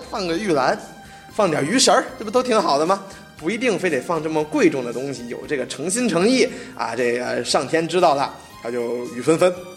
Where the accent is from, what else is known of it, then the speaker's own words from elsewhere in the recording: Tianjin, China; moved away; 要回到天津，我都故乡了